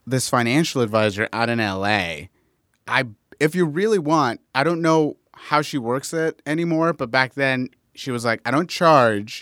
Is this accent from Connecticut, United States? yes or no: no; Inglewood, California, United States; I grew up in Inglewood, California